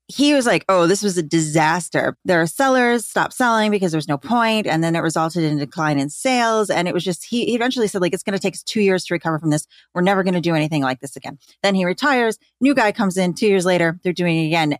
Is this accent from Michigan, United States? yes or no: yes; Grand Rapids, Michigan, United States; I grew up in Grand Rapids, Michigan, which is where Amway is headquartered